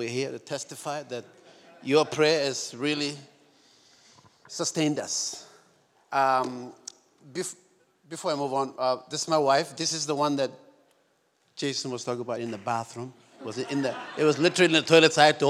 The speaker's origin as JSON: {"language": "English", "country": "Papua New Guinea", "tie": "born or raised there", "said": "I was born and raised in Papua New Guinea. I'm the real George of the jungle."}